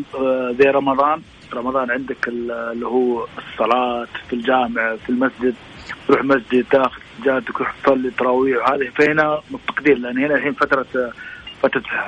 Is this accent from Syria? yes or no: no; Saudi Arabia